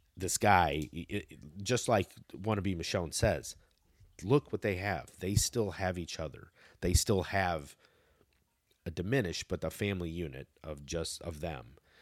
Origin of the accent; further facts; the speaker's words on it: United States; as an American